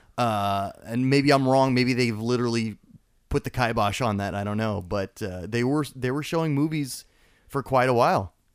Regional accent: Hollywood, Florida, United States; I grew up in South Florida and in Hollywood, in the Hollywood, Florida area or Fort Lauderdale

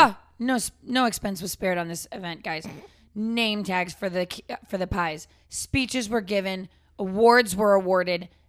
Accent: Framingham, Massachusetts, United States; moved away; where I grew up, famously Framingham

